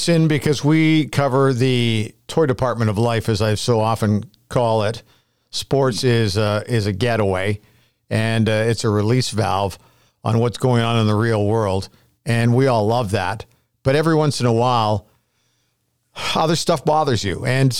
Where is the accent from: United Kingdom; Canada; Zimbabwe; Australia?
Canada; And it made me feel so great about being a Canadian.